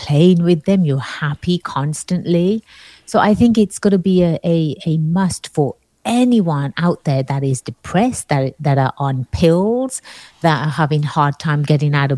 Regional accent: England, United Kingdom; moved away; growing up in England

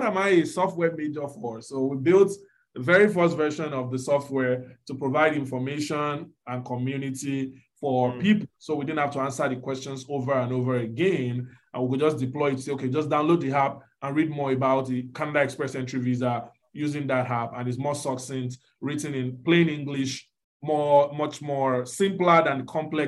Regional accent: Nigeria; moved away as an adult; now in United States; many of us growing up in Nigeria

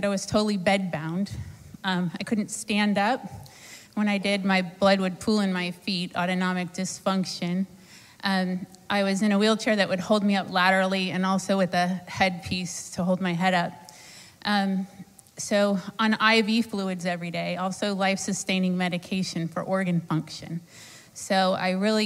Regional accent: Sarasota, Florida, United States; I'm from Sarasota, Florida

